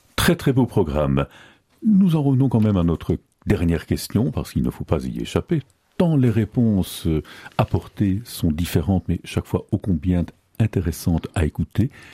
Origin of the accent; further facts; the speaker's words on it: Belgium; chez nous en Belgique